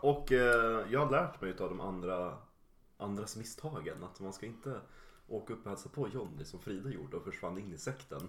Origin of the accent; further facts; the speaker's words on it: Yorkshire and the Humber, United Kingdom; moved away; i eh, England, i mina hemtrakter i Yorkshire